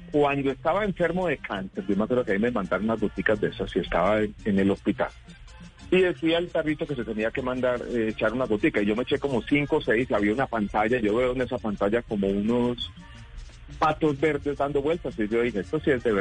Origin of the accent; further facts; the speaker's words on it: Medellín, Antioquia, Colombia; Yo crecí en Medellín en un momento muy difícil porque era la consolidación del narcotráfico.